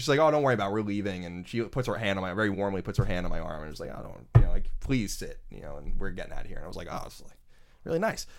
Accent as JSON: {"language": "English", "country": "United States", "said": "being an American"}